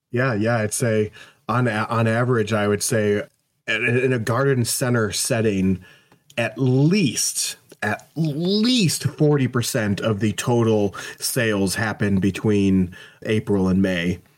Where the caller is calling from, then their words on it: St. Louis, Missouri, United States; I'm coming in from the St. Louis area.